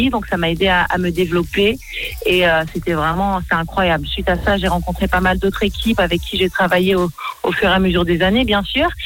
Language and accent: French; United States; sachant que j'ai grandi aux États-Unis, j'ai toujours fait des musiques, voilà, très très à l'américaine